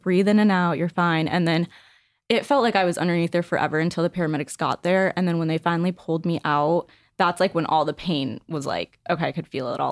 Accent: Northbrook, Illinois, United States; I grew up in a small suburb of Chicago. It's called Northbrook.

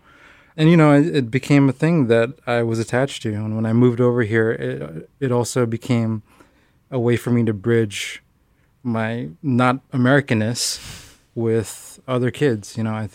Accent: Philippines; You know, I was growing up in the Philippines, and we would only get one cartoon, essentially, a week to watch.

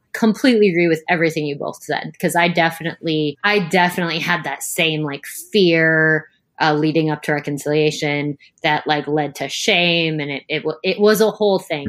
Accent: United States; we grew up Catholic in the United States

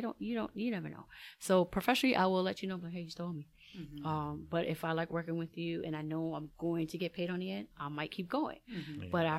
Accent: New York, United States; I grew up. I'm New Yorker.

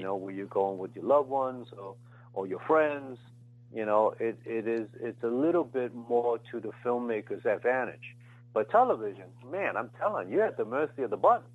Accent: United States; born or raised there

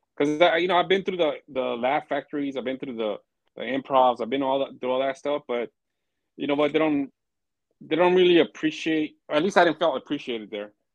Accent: Pomona, California, United States; I'm from Pomona

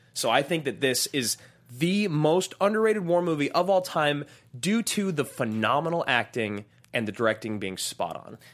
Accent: United States; born and raised in America.

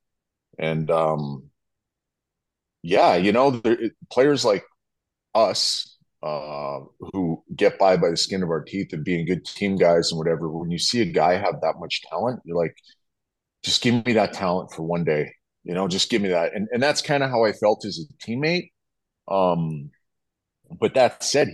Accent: Fishing Lake, Alberta, Canada; I come from Fishing Lake, Alberta. I come from nothing.

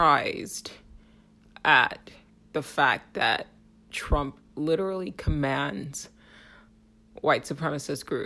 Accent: United States; as an American

